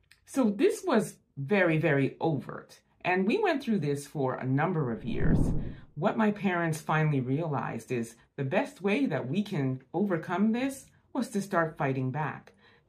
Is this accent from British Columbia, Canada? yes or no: no; Montreal, Quebec, Canada; now in Niagara Falls, Canada; I grew up in Montreal, Quebec, and now I currently live in Niagara Falls, Ontario.